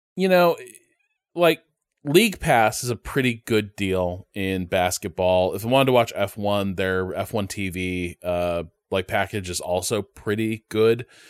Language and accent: English; Chicago, Illinois, United States; I grew up in Chicagoland.